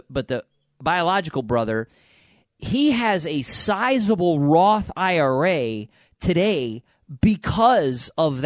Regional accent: upstate New York, United States; I'm from upstate

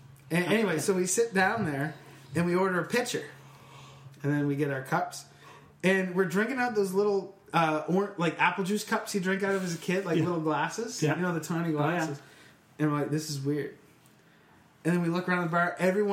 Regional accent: England, United Kingdom; I was bullied at this bar by French people for being English. There's no other reason for them to give me that other than we were the only English people in that bar.

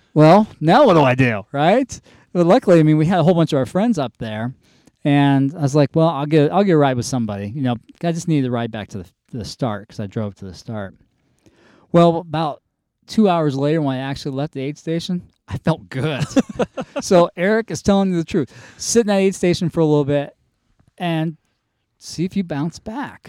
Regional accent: North Carolina, United States; moved away as an adult; I grew up kind of in North Carolina

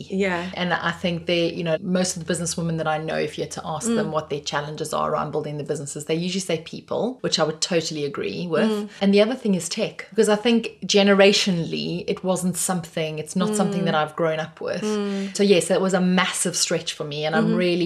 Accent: South Africa; I have a South African passport

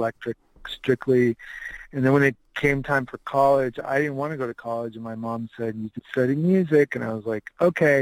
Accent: Inland Empire, California, United States; also born or lived in Albuquerque, New Mexico; now in Sherman Oaks, United States; I grew up in California, yeah. I grew up in the Inland Empire.

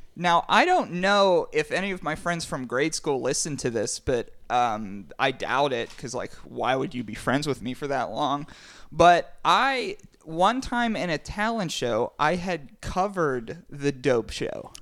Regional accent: Pittsburgh, Pennsylvania, United States; we are from Pittsburgh

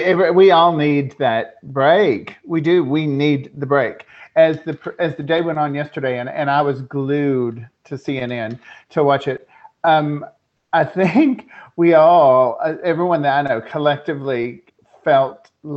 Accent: American South, Southern United States, United States; moved away as an adult; also born or lived in Las Vegas; now in Doncaster, United Kingdom; I'm American and Southern

